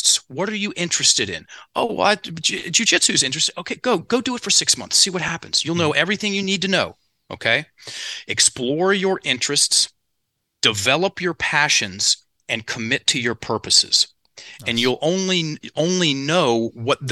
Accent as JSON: {"language": "English", "town": "Richmond", "region": "Virginia", "country": "United States", "tie": "born or raised there", "said": "in Richmond, where I'm from. So my hometown"}